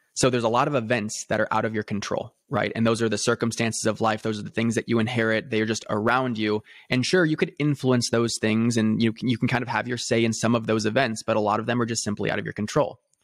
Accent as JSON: {"language": "English", "town": "Newport Beach", "region": "California", "country": "United States", "tie": "born or raised there", "said": "I grew up in a very affluent background, um, in Newport Beach, California"}